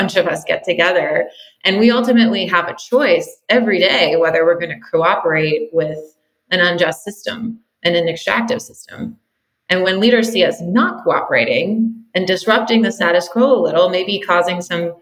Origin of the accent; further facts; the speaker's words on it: Western Pennsylvania, United States; now in California, United States; spent a lot of time playing in the woods behind my house where I grew up in Western Pennsylvania